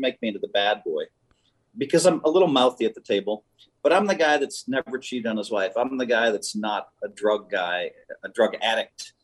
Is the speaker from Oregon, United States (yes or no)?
no; Madison, Wisconsin, United States; moved away; I grew up in Madison.